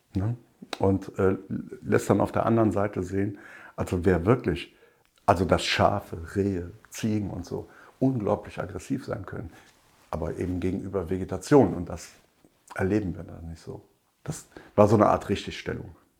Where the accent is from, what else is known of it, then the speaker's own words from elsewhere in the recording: Rhineland, Germany; bei uns im Rheinland